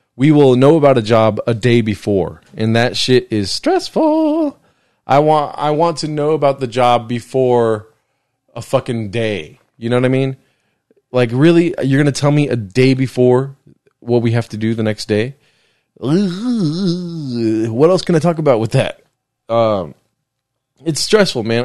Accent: Southern California, United States; I grew up in California. I lived here my whole life

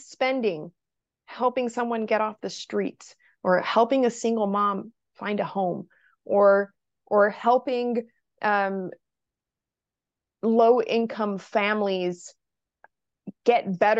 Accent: Brazil; English is a second language; now in United States; So I'm originally from Brazil.

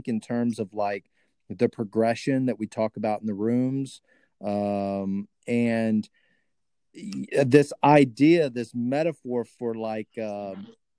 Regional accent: Texas, United States; accent: hillbilly; when I talk to my redneck folks back in Texas, boy, I get hillbilly real quick

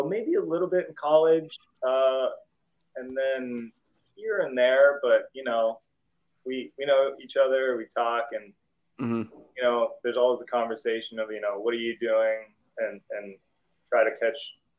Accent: Salem, Ohio, United States; also born or lived in Morocco; I was born in Morocco. And so my dad's from Salem, Ohio. And then around the mid-90s, he decided he wanted to live back in the U.S. So we moved to good old Salem, Ohio.

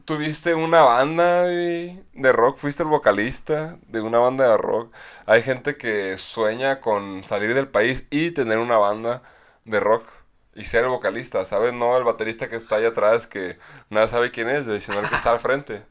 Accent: Mexico; nuestra cultura como mexicanos

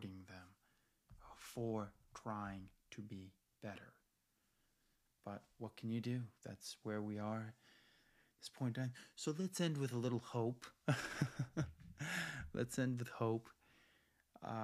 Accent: United States; as American

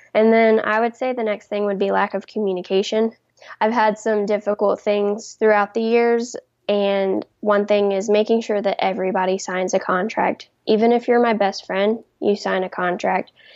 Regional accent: South Carolina, United States; I'm from South Carolina

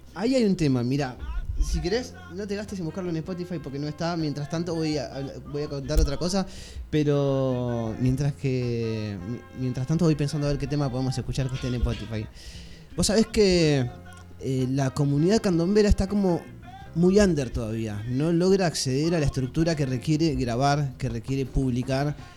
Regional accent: Argentina; yo soy argentino

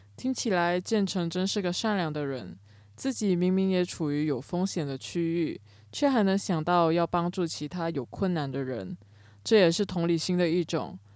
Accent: Cameron Highlands, Pahang, Malaysia; 我的家乡金马伦也是个容易发生水灾的地方，奶奶家甚至是在河边，每到梅雨季节都会担心家里淹水

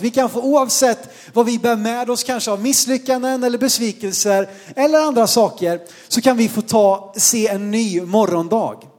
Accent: Sweden

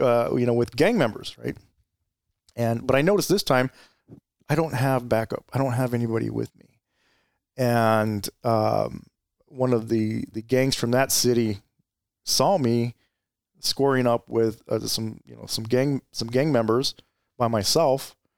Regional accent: Gilbert, Arizona, United States; also born or lived in Mesa, Arizona / Chandler, Arizona / Tempe, Arizona; I grew up in Arizona. I, I grew up in the East Valley, uh, primarily Gilbert

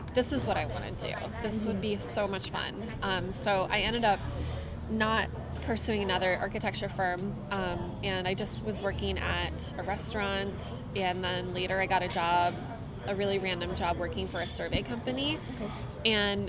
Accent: northern Michigan, United States; So I am from northern Michigan, a couple hours north of Detroit, and I grew up in a really small town on the lake, and I grew up in the country.

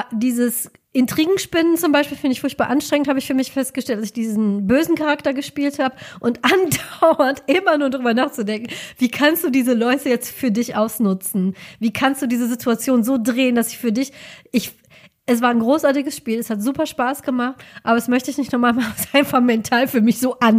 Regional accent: Rhineland, Germany; now in Cologne, Germany; ich finde das nur als Rheinländerin sehr halt witzig.

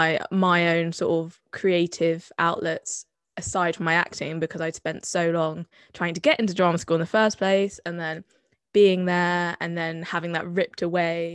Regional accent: Bath, South West England, United Kingdom; accent: Somerset; I'm from Bath. I'm from Somerset. I didn't really adopt the Somerset accent until much later in life, but I wear it with pride.

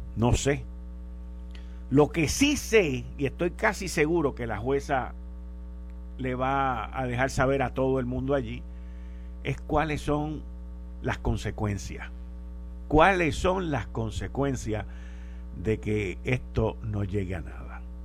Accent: Puerto Rico; nosotros tenemos en esta isla

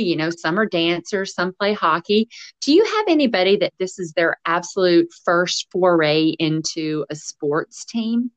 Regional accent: Nashville, Tennessee, United States; now in Nova Scotia, Canada; I'm from Nashville, Tennessee

